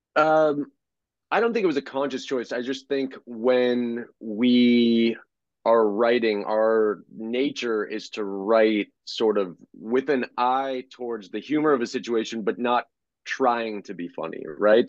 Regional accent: Houston, Texas, United States; moved away; also born or lived in Boston; I was born in 1981 in Houston

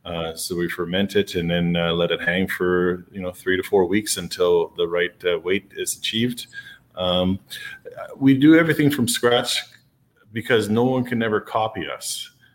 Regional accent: Canada; being a Canadian

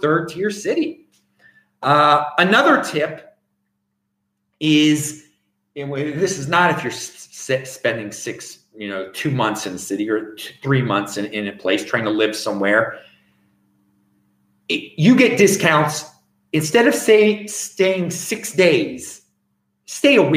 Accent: Baltimore, Maryland, United States; moved away as an adult; I grew up in Baltimore

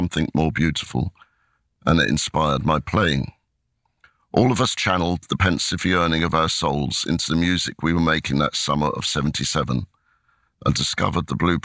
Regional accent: Crawley, South East England, United Kingdom; I am in a darkened bedroom in my hometown of Crawley

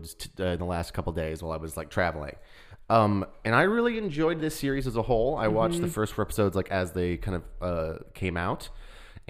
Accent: Texas, United States; I'm from Texas.

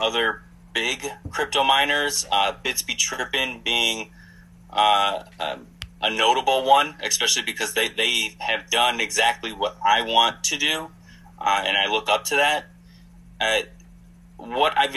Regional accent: Wisconsin, United States; now in Phoenix, United States; I'm originally from Wisconsin

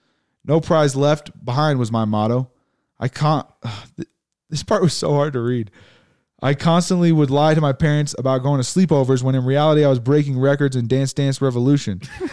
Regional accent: England, United Kingdom; Come on, I grew up in England, remember?

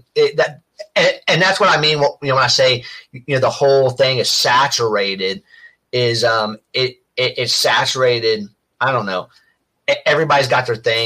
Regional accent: Dayton, Ohio, United States; I grew up near Cincinnati in Dayton, Ohio.

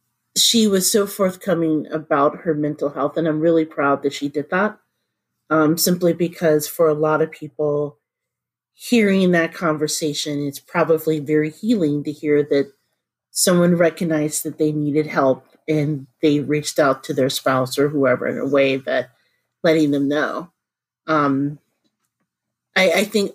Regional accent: Indianapolis, Indiana, United States; my hometown in Indianapolis

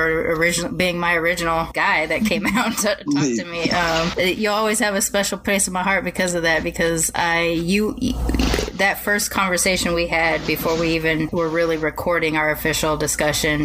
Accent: Compton, California, United States; I was living on the border of Compton and North Long Beach at the time

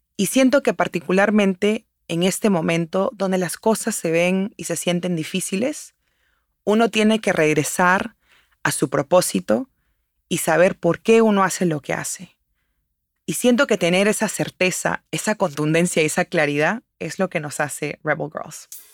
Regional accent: Peru; now in United States; Yo soy originalmente de Perú

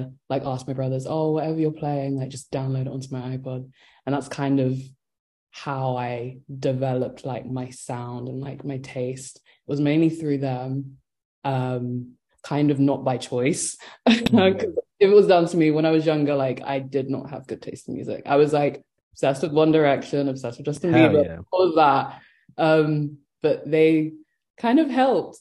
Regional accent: London, United Kingdom; growing up in London.

